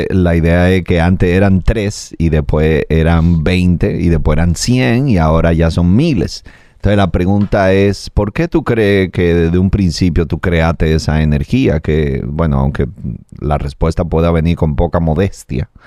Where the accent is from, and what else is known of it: Dominican Republic